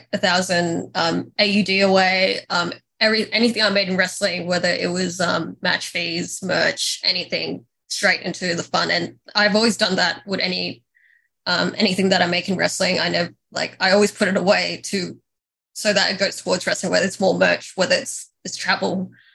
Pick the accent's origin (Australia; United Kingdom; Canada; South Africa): Australia; as a teenager, I knew that you, like, as an Australian, you had to go to America